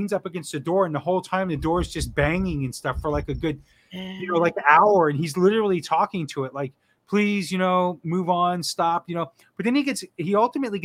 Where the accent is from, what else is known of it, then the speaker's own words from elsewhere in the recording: South Florida, United States; moved away as an adult; now in New England, United States; I was born and raised in South Florida. Lived there my whole life